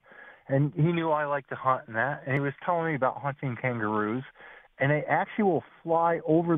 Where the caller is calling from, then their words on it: Binghamton, New York, United States; And I'm calling from Binghamton.